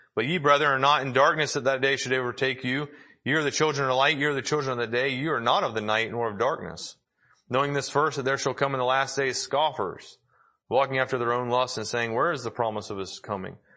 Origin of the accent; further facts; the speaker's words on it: the South, United States; I was raised in the South